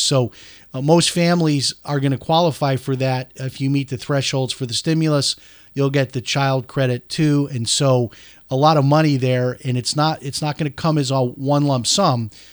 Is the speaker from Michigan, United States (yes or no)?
no; Chicago, Illinois, United States; moved away as an adult; I grew up in Chicago, uh, lived there until I was eighteen years old